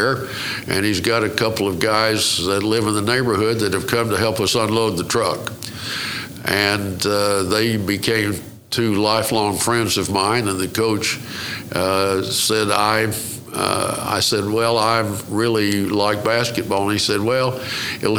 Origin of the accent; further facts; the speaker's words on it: Muskogee, Oklahoma, United States; also born or lived in Stigler, Oklahoma; I was born in Muskogee, Oklahoma